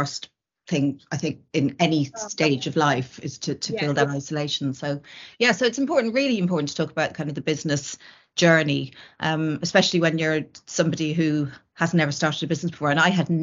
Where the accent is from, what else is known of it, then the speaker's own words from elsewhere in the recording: Ireland; moved away; I was from Ireland and my family were in Ireland